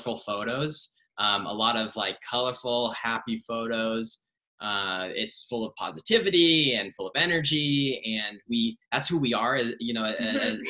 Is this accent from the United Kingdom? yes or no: no; Seattle, Washington, United States; moved away as an adult; now in Los Angeles, United States; I'm from Seattle originally. Grew up in Seattle